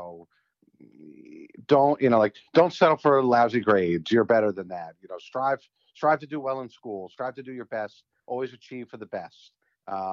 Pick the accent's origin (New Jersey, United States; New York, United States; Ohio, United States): New Jersey, United States; Tenafly; I grew up in Tenafly, which again is the next town over from Englewood